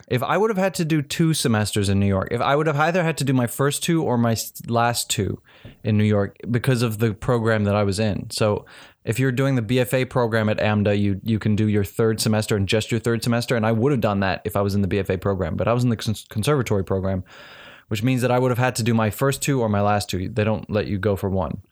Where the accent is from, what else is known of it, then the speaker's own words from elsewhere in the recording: South Africa; I'm from South Africa